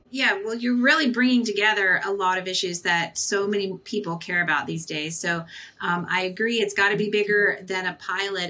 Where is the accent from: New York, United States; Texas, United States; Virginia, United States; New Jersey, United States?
Texas, United States; moved away; I'm from Texas originally